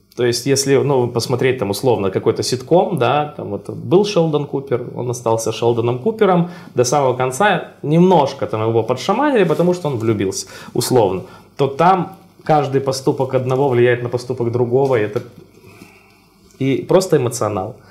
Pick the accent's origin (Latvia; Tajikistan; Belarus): Belarus; Brest, Brest Region; виды своего родного города и вот на базе прям Бреста